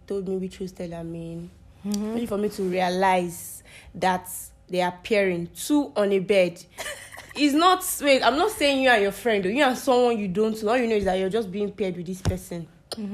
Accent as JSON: {"language": "English", "region": "Abia", "country": "Nigeria", "said": "I'm from that state, because I'm from Abia State."}